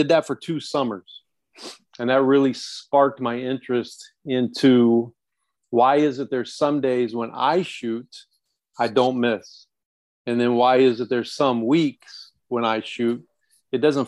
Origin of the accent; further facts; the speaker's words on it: Lynn, Indiana, United States; moved away as an adult; also born or lived in Chicago / Washington, D.C.; I'm from Lynn, Indiana